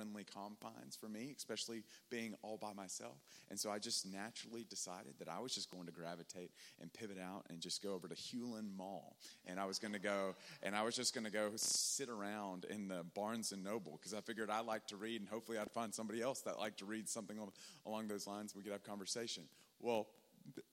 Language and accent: English; Tennessee, United States; now in Dallas, United States; I'm from Tennessee.